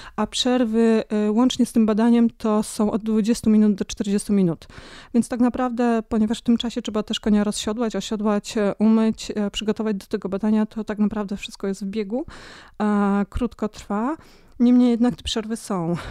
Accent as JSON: {"language": "Polish", "town": "Rzeszów", "region": "Subcarpathian Voivodeship", "country": "Poland", "tie": "born or raised there", "also_born_or_lived": "Ossów", "moved": "yes", "said": "Pochodzę z Rzeszowa"}